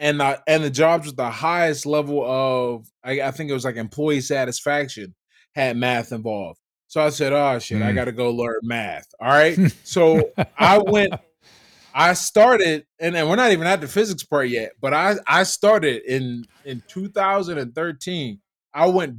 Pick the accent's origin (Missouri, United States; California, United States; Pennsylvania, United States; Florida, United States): Pennsylvania, United States; Pittsburgh; I grew up in Pittsburgh, Pennsylvania. Mm-hmm. Pittsburgh, Pennsylvania, and two housing projects. We lived in the Hill District housing projects, Addison Terrace